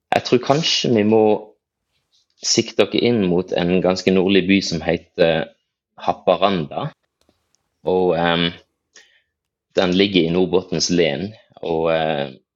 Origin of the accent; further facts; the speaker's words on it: Farsund, Agder, Norway; now in Bergen, Norway; så regner jeg meg nok egentlig som farsundsgutt opprinnelig